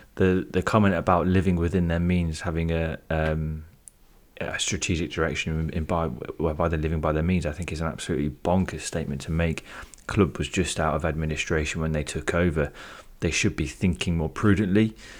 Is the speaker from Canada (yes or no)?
no; United Kingdom; being British